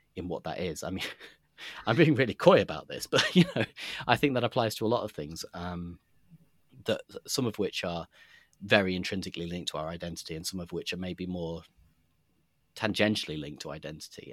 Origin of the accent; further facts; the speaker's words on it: Nottingham, East Midlands, United Kingdom; I grew up in Nottingham